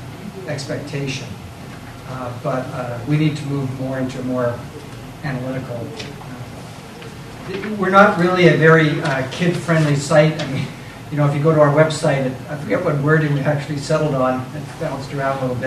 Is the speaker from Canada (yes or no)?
yes; Canada; as a Canadian